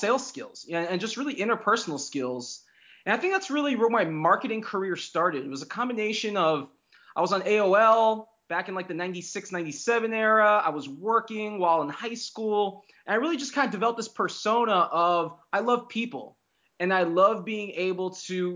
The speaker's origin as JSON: {"language": "English", "town": "Fort Lauderdale", "region": "Florida", "country": "United States", "tie": "born or raised there", "said": "I grew up in South Florida"}